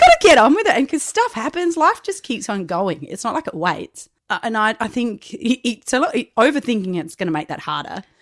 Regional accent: Macclesfield, Australia; I grew up in Macclesfield and, and went to school from Mackie

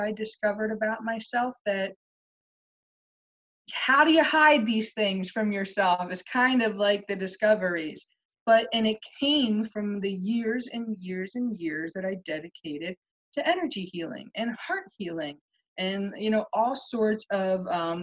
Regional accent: Pennsylvania, United States; I live in Pennsylvania right now

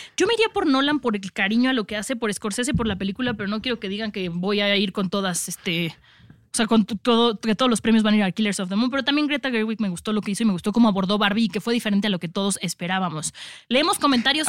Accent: Mexico; nosotros como mexicanos

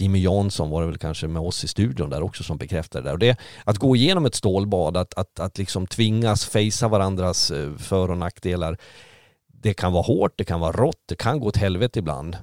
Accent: Sweden

